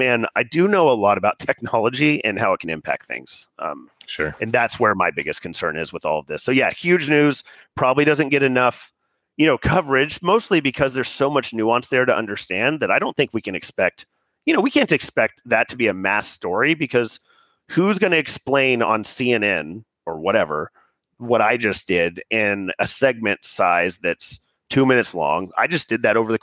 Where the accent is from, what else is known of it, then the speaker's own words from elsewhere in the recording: United States; as an American